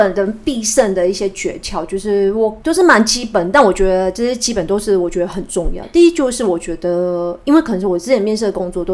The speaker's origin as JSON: {"language": "Chinese", "region": "Kaohsiung", "country": "Taiwan", "said": "我是高雄人"}